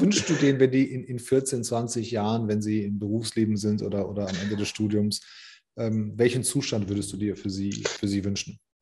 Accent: Germany; ich bin zwar hier geboren

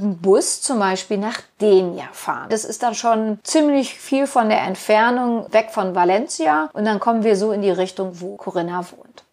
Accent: Germany; wir sind Deutsche

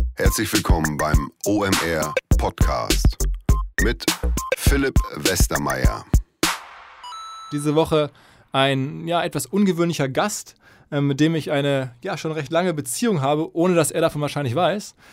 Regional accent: Essen, North Rhine-Westphalia, Germany; Ich komme aus Essen

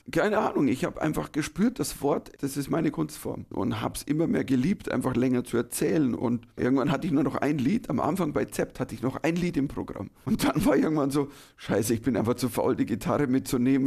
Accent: Germany; Ich war der erste Deutsche ever

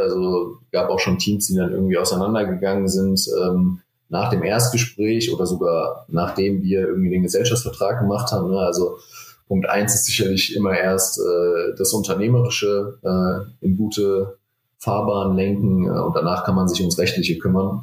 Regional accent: Frankfurt, Hesse, Germany; ich komme aus Frankfurt, ich bin extrem heimatverbunden

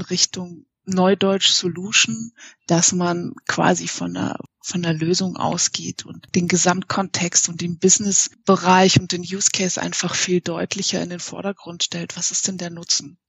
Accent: Munich, Bavaria, Germany; Ich äh, wohne in München, weil ich in München geboren und aufgewachsen bin.

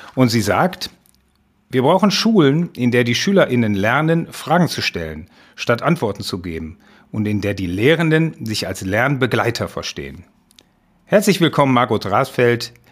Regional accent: Essen, North Rhine-Westphalia, Germany; Das war die Gesamtschule in Essen-Holsterhausen wo ich herkomme

